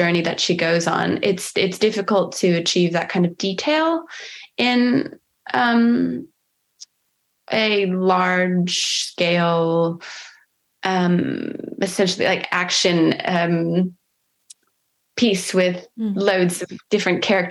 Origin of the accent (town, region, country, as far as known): United States